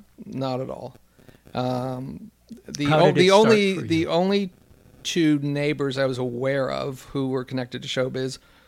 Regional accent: Los Angeles, California, United States; It seems weird because I grew up in West

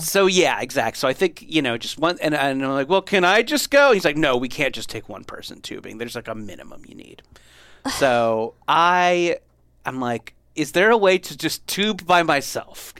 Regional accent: Southern California, United States; I grew up in Southern California

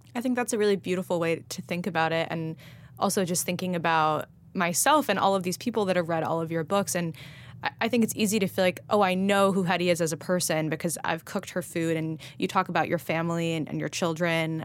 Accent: Los Angeles, California, United States; moved away; I grew up eating salad pizza in L

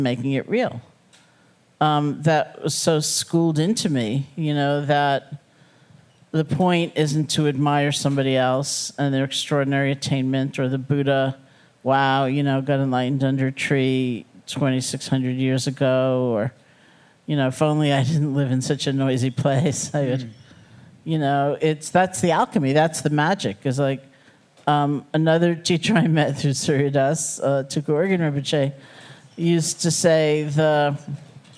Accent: New York City, New York, United States; also born or lived in Buffalo; I grew up in New York City.

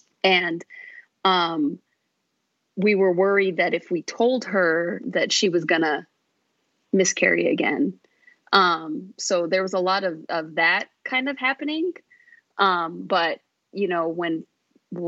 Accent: Phoenix, Arizona, United States; I was born and raised here in Phoenix.

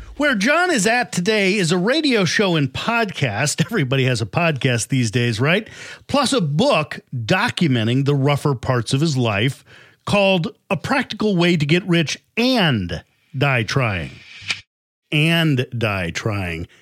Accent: Chicago, Illinois, United States; I'm from Chicago

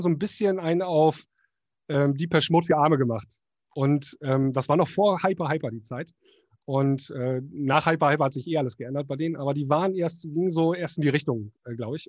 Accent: Northern Germany, Germany; bei uns im Norden

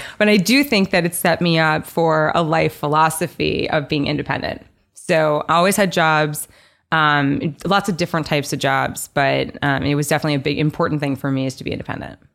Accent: New York, United States; also born or lived in Nashville; I grew up here in New York. Um, so born and raised New Yorker, went to school here, college here, law school here

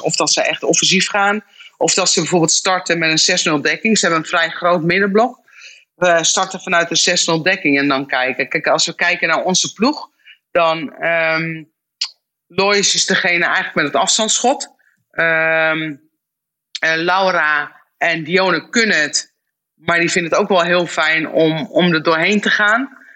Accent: Netherlands

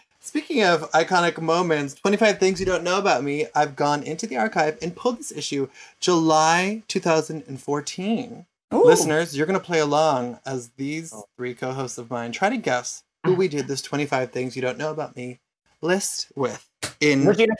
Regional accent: Canada; Number 19, I'm Canadian, and I don't really care about hockey, about which I feel guilty.

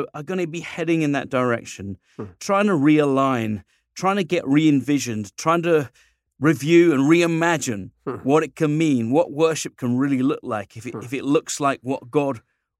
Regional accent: United Kingdom; it's kind of fun being a Brit and an American locked in a room together.

